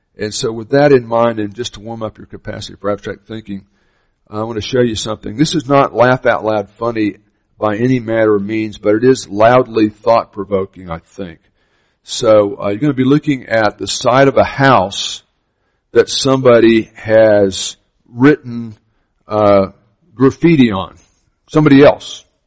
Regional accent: Miami, Florida, United States; I grew up in Miami, Florida

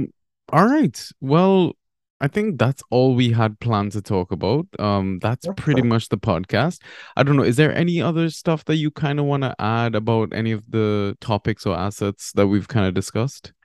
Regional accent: Trinidad & Tobago; moved away; also born or lived in Barbados; I'm actually from Trinidad and Tobago.

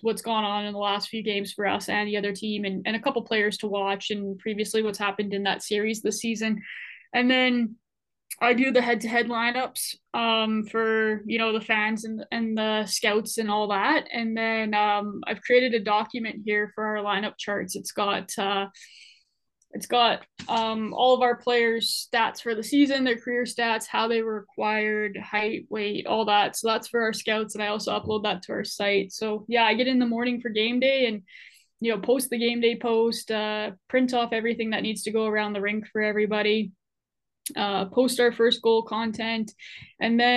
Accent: Edmonton, Alberta, Canada; now in Kelowna, Canada; I grew up in Edmonton

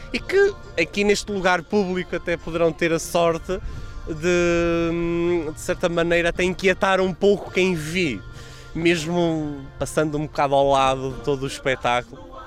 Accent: Northeast Region, Brazil; now in Portugal; eu sou do Nordeste, da, onde tem a curva do Brasil, eu sou da ponta.

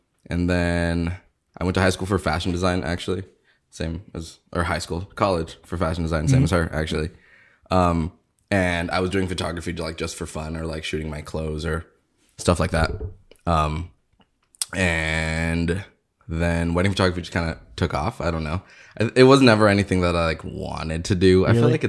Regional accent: California, United States; also born or lived in Santa Cruz, California; I'm from down here.

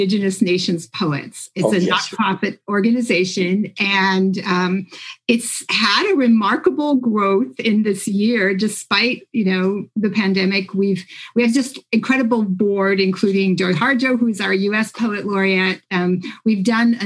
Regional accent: Mahnomen, Minnesota, United States; also born or lived in Thief River Falls, Minnesota; when I was growing up in Minomen, there was a hotel

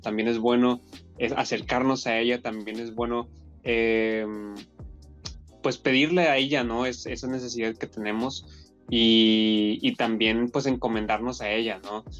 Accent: Monterrey, Nuevo León, Mexico; moved away as an adult; now in Madrid, Spain; yo que soy de Monterrey y estoy acostumbrado al calor

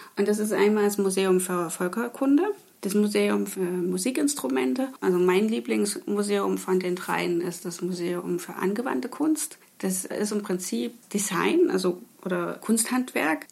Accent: Leipzig, Saxony, Germany; moved away; meine Heimatstadt Leipzig

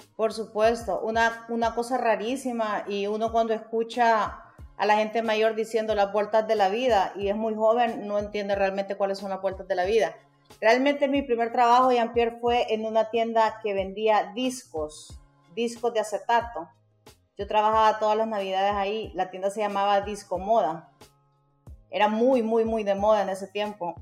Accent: Honduras; Orgullosamente soy graduada de la Universidad Nacional Autónoma de Honduras

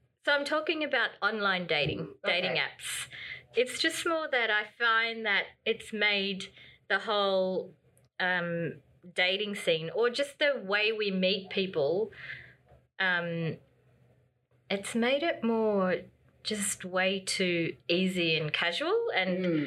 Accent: Australia; I was born here, but I'm of Filipino heritage

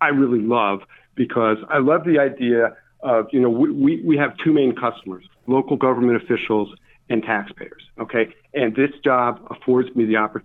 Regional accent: Albany, New York, United States; I'm from Albany. Grew up in Albany, went to school. I didn't move very far.

